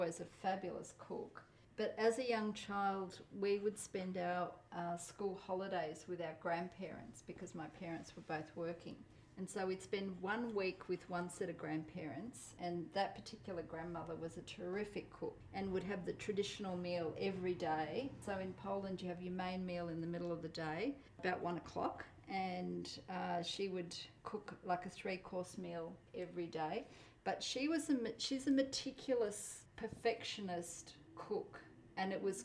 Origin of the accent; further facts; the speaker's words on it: Australia; first language Polish; English is a second language; I was born in Australia.